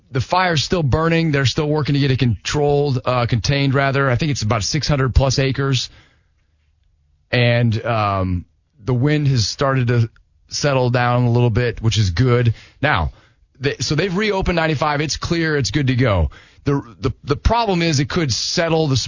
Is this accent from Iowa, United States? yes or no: yes; Iowa, United States; up in Iowa, so a big